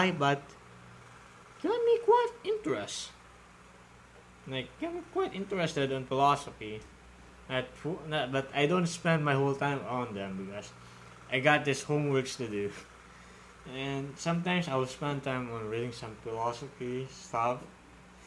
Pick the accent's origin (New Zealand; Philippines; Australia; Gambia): Philippines; I'm from Philippines